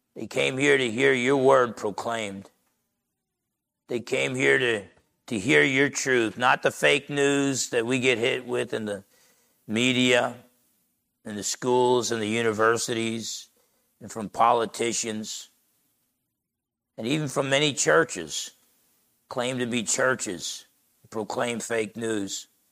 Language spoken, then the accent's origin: English; New Jersey, United States; I remember as a teenager growing up in Jersey